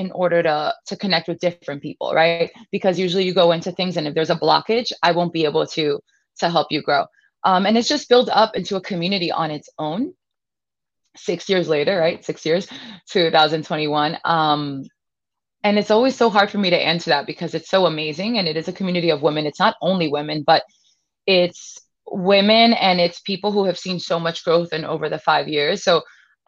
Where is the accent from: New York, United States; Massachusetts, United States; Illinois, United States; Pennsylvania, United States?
New York, United States; New York City; I was born and raised here in Brooklyn, New York